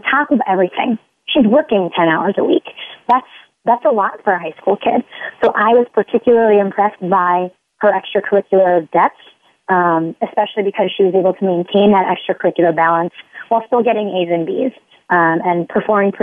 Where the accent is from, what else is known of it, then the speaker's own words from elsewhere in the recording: Midwest, United States; I'm from the Midwest